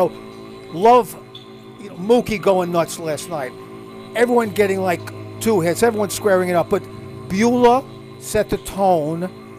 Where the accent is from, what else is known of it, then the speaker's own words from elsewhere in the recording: New York City, New York, United States; now in Los Angeles, United States; I was born in Brooklyn.